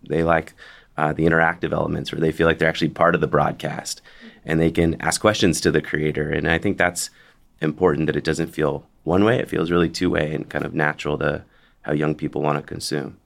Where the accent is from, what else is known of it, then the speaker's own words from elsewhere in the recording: Bay Area, California, United States; I'm from the Bay Area